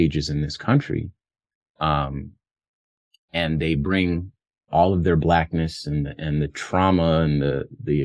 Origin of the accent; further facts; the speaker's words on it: United States; also born or lived in Los Angeles, California / Phoenix, Arizona; my own individual experience growing up in Los Angeles and Phoenix, Arizona